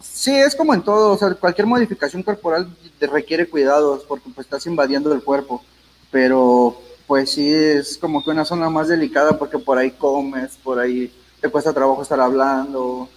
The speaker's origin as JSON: {"language": "Spanish", "town": "Ixtapaluca", "region": "State of Mexico", "country": "Mexico", "said": "En sí no soy del, DF, soy del estado de Ixtapaluca"}